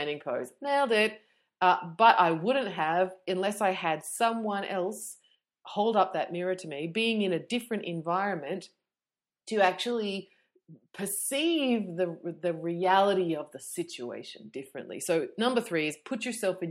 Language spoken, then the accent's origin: English; Melbourne, Victoria, Australia; I'm from Melbourne